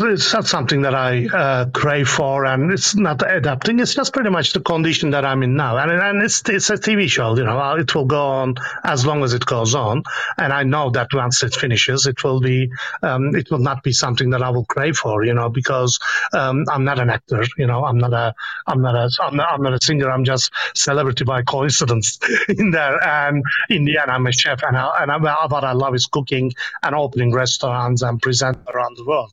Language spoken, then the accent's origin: English; Istanbul, Turkey; moved away as an adult; I am born and raised in Kadıköy on the Anatolian part of Istanbul